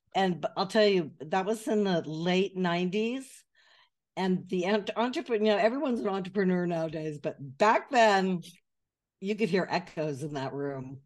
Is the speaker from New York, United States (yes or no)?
no; Atherton, California, United States; moved away as an adult; also born or lived in Glendale, California / Montecito, California; now in Paris, France; I grew up in California, which is now the, the part of California which is now known as Silicon Valley